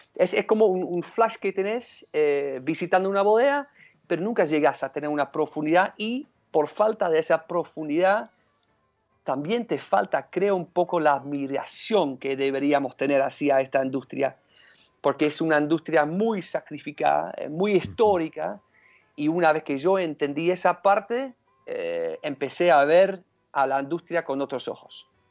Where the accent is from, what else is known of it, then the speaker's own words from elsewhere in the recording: Rotterdam, South Holland, Netherlands; now in Mendoza, Argentina; yo nací en Rotterdam